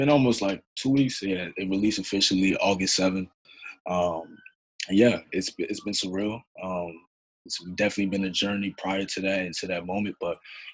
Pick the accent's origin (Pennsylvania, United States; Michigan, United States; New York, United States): New York, United States; New York City; I'm originally from Harlem, New York, but my family is originally from Bamako, Mali, West Africa